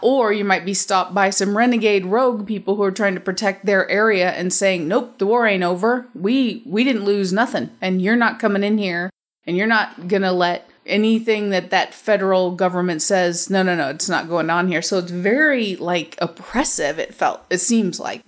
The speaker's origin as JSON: {"language": "English", "area": "Middle America", "region": "Midwest", "country": "United States", "said": "I'm from America, middle America"}